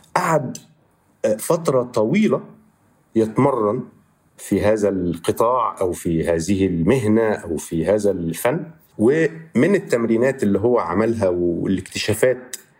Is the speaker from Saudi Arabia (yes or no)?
no; Egypt; born or raised there; moved away as an adult; now in Barcelona, Spain